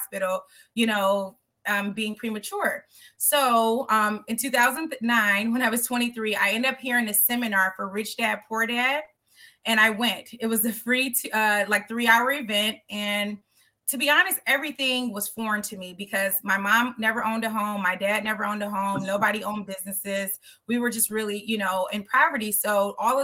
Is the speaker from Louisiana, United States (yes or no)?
no; Detroit, Michigan, United States; born and raised in Detroit, Michigan